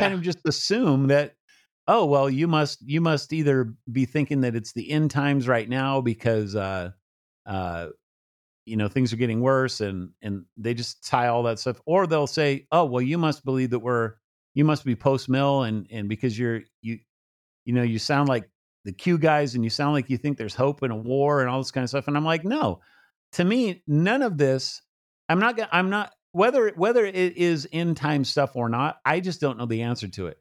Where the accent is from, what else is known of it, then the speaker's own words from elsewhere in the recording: United States; I'm an American